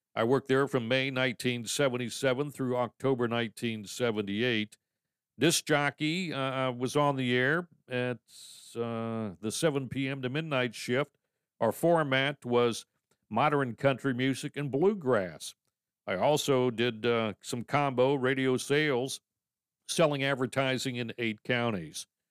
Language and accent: English; Troutville, Virginia, United States; Troutville, Virginia, which is my hometown